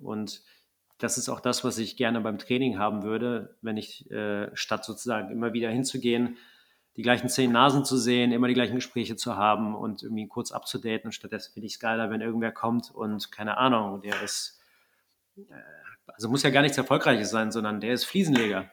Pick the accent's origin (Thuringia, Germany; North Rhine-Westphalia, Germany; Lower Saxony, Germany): North Rhine-Westphalia, Germany; Wegberg; ich komme aus Wegberg, Kreis Heinsberg, kleines Kaff.